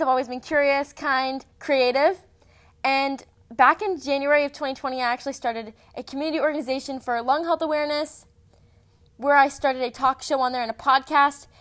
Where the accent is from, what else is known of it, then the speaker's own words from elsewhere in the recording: Texas, United States; I'm seventeen years old. I'm from Texas